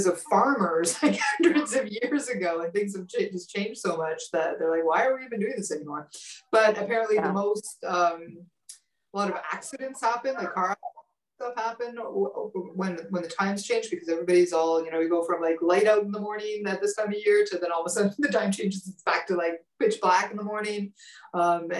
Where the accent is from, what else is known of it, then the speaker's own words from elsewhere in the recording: Manitoba, Canada; moved away; I grew up in Manitoba.